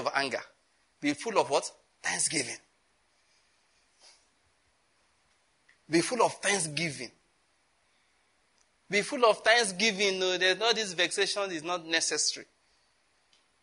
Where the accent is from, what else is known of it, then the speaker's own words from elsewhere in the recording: southern Nigeria, Nigeria; I'm from Southern Nigeria, okay? Some of you may think I talk like because he's from Kaduna. I'm not from Kaduna.